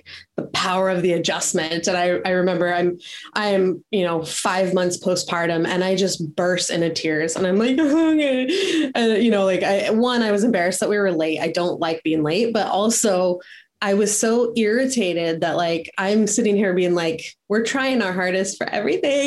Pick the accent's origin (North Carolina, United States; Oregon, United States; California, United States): California, United States; moved away as an adult; also born or lived in South Carolina; We're both from California. We moved across the country to attend Sherman College of Chiropractic in South Carolina